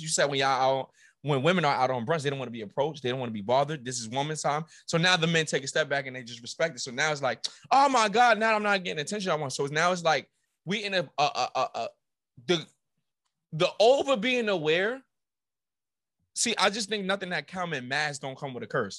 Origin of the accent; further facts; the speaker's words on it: New York City, New York, United States; I'm from New York, but I went to a school